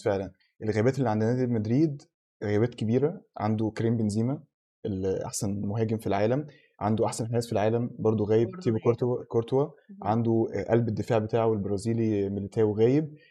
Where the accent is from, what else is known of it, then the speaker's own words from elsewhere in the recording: Egypt; إحنا كمصريين